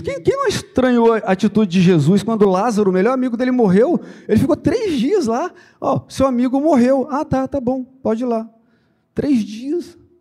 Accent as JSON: {"language": "Portuguese", "area": "Santo Antônio de Pádua / Miracema area", "region": "Rio de Janeiro", "country": "Brazil", "moved": "yes", "lives_now": "Cabo Frio, Brazil", "said": "lá do interior, lá, um, um, exemplo lá de onde eu sou, de Pádua, Miracema, aquela região lá"}